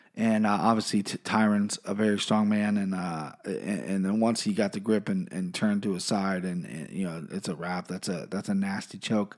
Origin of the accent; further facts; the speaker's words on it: Cincinnati, Ohio, United States; I'm from Cincinnati